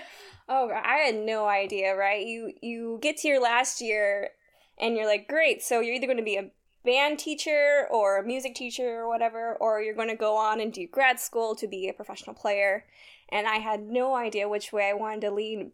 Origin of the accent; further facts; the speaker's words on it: Sacramento, California, United States; moved away as an adult; I'm originally from California. Both Taylor and I, we are from California's, like, Sacramento area. Um, I did band and all that kind of stuff growing up